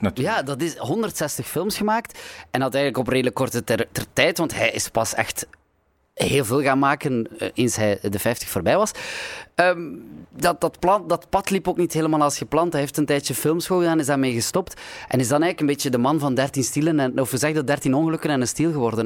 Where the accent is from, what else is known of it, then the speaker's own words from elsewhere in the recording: the French border, Flanders, Belgium; ik ben opgegroeid op de Franse grens.